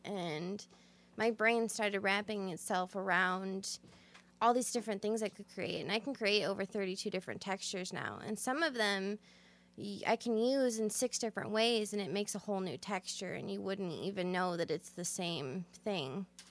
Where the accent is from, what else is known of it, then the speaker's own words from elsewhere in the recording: Sandwich, Illinois, United States; I'm actually from Sandwich, so right here in Illinois, small town, um, kind of, you know, country girl